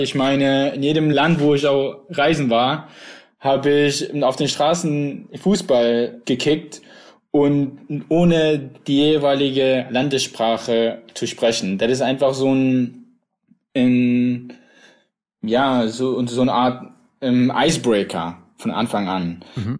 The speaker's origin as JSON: {"language": "German", "town": "Plauen", "region": "Saxony", "country": "Germany", "tie": "born or raised there", "also_born_or_lived": "Iraq", "moved": "yes", "lives_now": "Dresden, Germany", "said": "ich bin ja in Plauen im Vogtland groß geworden"}